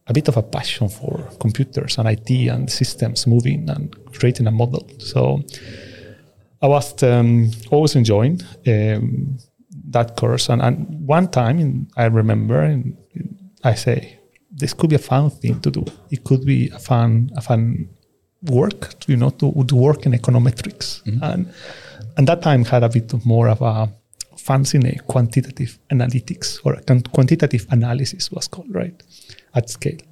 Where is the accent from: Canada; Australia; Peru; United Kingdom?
Peru; now in Stockholm, Sweden; I come from Peru. So I'm going to tell you a bit my story, how I ended up in Stockholm and Sweden.